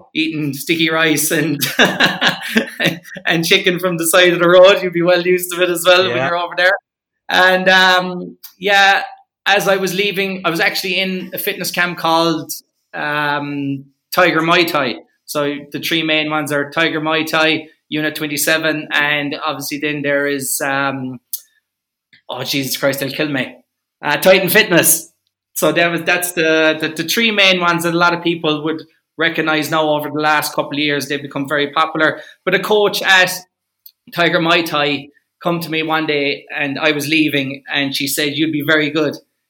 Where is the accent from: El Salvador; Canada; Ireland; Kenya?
Ireland; Lixnaw, Munster; moved away as an adult; also born or lived in Asia; now in Australia; I'm from Kerry, from a place called Lixnaw